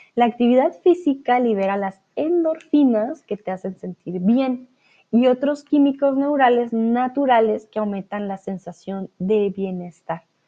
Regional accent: Colombia; now in Germany; Soy de Colombia, pero ahora estoy de vuelta aquí en Alemania

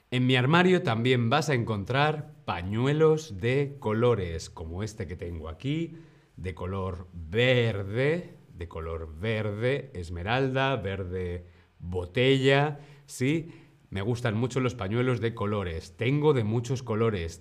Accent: Spain

